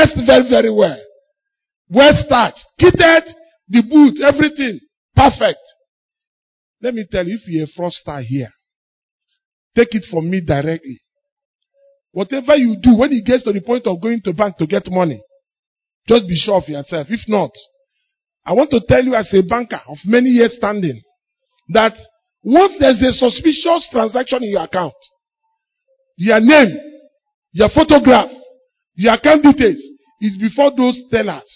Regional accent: Enugu, Enugu State, Nigeria; I grew up in Enugu.

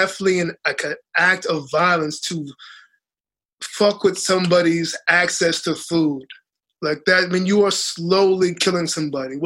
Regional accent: Boston, Massachusetts, United States; also born or lived in Dominica; I grew up in Boston, but I grew up with all of my aunties always planting things

